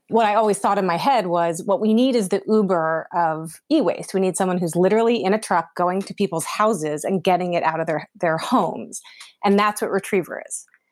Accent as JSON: {"language": "English", "region": "Pennsylvania", "country": "United States", "also_born_or_lived": "New York / Los Angeles", "moved": "as an adult", "said": "I'm from Pennsylvania originally"}